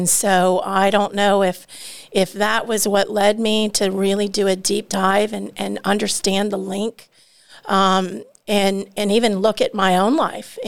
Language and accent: English; Georgia, United States; also born or lived in Ohio; I'm from Georgia. My family is from Georgia and Ohio